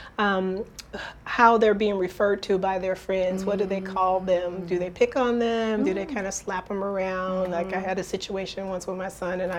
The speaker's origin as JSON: {"language": "English", "town": "Detroit", "region": "Michigan", "country": "United States", "moved": "yes", "said": "from the Midwest, which I'm from Detroit, Michigan"}